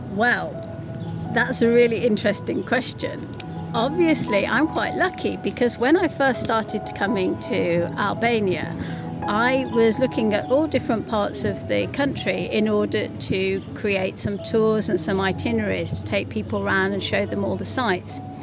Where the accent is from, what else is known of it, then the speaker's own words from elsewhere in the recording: United Kingdom; as a British person